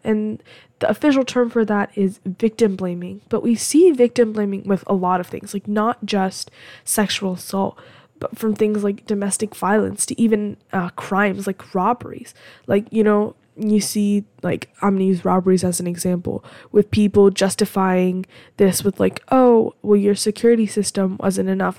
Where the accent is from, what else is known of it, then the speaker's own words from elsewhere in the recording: United States; I'm American